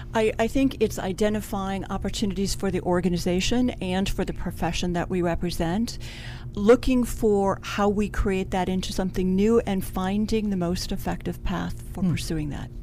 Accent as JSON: {"language": "English", "town": "Cleveland", "region": "Ohio", "country": "United States", "said": "I'm originally from Cleveland, Ohio"}